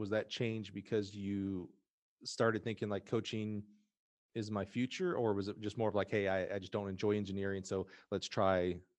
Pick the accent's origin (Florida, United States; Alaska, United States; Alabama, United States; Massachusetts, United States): Alabama, United States; I'm from Alabama.